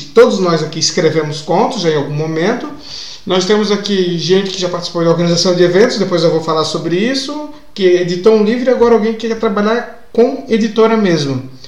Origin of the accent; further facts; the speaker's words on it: Blumenau, Santa Catarina, Brazil; na cidade de onde eu venho, que aliás, no dia da gravação hoje, que é quarta-feira, está fazendo 170 anos, cidade de Blumenau